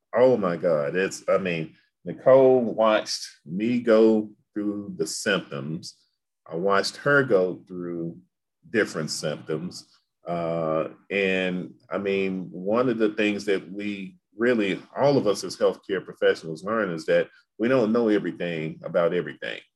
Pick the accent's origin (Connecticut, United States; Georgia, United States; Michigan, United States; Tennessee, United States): Tennessee, United States; Memphis; growing up in Memphis, we, I didn't have a lot of Greek influence